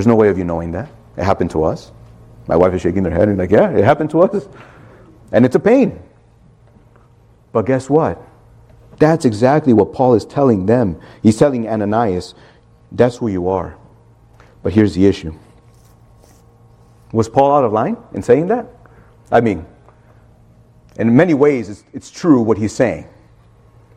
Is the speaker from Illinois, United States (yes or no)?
yes; Chicago, Illinois, United States; growing up in Chicago